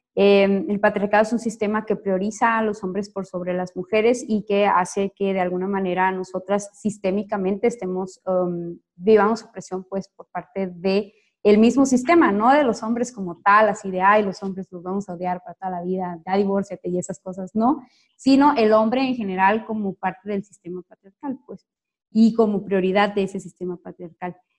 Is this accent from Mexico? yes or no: yes; Sonora, Mexico; moved away as an adult; now in Jalisco, Mexico; soy una sonorense que tiene seis años viviendo acá en Jalisco